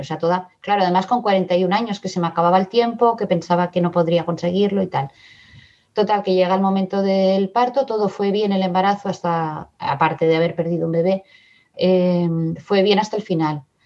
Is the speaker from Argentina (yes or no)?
no; Barcelona, Catalonia, Spain; also born or lived in Madrid; now in Badalona, Spain; Yo soy de Madrid, pero vine a Barcelona muy pequeña, ahora vivo en Badalona